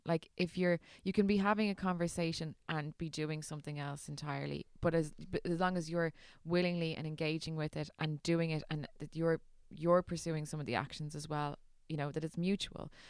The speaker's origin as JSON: {"language": "English", "country": "Ireland", "said": "as an Irish"}